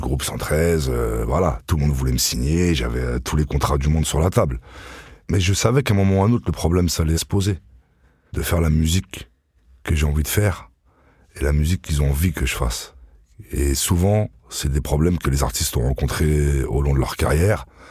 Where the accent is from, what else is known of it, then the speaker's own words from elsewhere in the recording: Vitry-sur-Seine, Île-de-France, France; j'ai grandi à Vitry, dans les quartiers les plus durs de Vitry